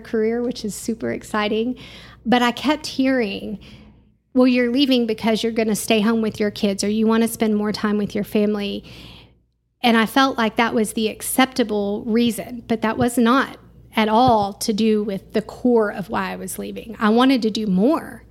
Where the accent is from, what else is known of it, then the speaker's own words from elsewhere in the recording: Garland, Texas, United States; moved away as an adult; also born or lived in Canyon, Texas; now in Amarillo, United States; The Dallas-Fort Worth area